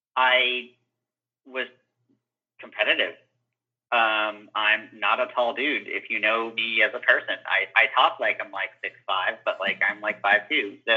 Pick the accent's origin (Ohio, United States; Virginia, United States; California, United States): Ohio, United States; also born or lived in Cincinnati / Dayton; I was like in Ohio, so I moved between Cincinnati and Dayton, Ohio, and then was there for a little past college